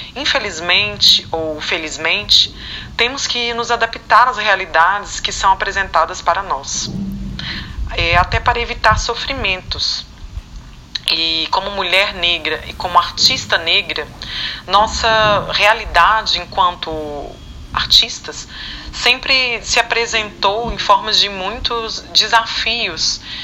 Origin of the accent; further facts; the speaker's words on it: Belo Horizonte, Minas Gerais, Brazil; eu sou natural de Belo Horizonte, Minas Gerais